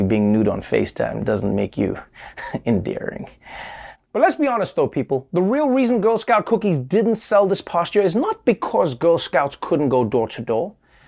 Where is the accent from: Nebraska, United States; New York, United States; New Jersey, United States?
New York, United States; And as a New Yorker, I'm furious about the tables no longer being 6 feet apart.